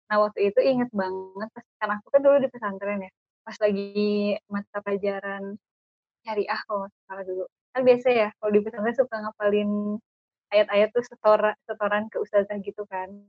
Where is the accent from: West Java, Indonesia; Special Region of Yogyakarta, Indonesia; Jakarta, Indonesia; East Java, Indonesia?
West Java, Indonesia; Bandung; dari perkenalan aja mungkin uh, udah ketahuan ya. Uh, aku dari Bandung.